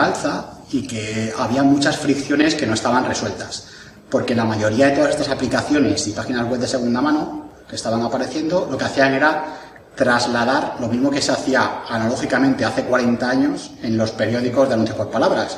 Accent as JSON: {"language": "Spanish", "town": "Jaraíz de la Vera", "region": "Extremadura", "country": "Spain", "also_born_or_lived": "Madrid (Laganzo)", "said": "Pues yo soy de un pueblo de Extremadura que se llama Jaraíz de la Vera, donde tenemos el mejor pimentón del mundo, y de otro pueblo de Madrid que se llama Laganzo"}